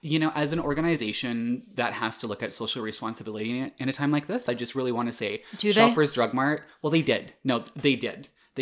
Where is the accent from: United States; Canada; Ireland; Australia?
Canada; My first experience ever as a Canadian seeing panic buying happen in person.